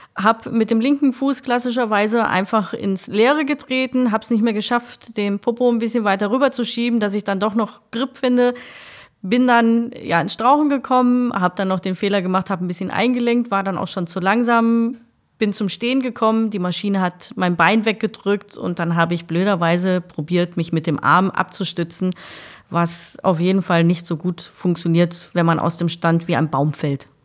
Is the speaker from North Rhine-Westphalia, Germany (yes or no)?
yes; Essen, North Rhine-Westphalia, Germany; also born or lived in Kray, Essen; Ich bin auf der Margaretenhöhe groß geworden